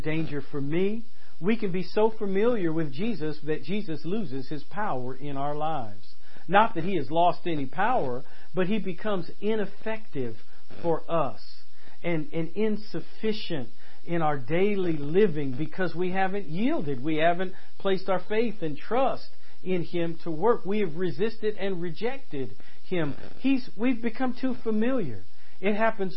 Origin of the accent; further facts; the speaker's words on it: Oakland, California, United States; also born or lived in San Francisco, California; I was born in San Francisco, California, but I grew up in Berkeley and Oakland.